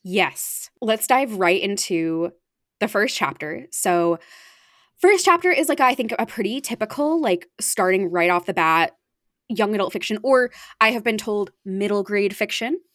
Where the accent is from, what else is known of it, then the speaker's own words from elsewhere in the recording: Arizona, United States; now in East Coast, United States; I grew up in Arizona